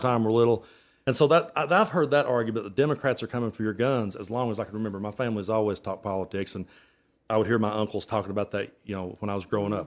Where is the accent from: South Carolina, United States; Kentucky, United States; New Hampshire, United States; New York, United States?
Kentucky, United States; Middlesboro; I was raised in Middlesbrough, Kentucky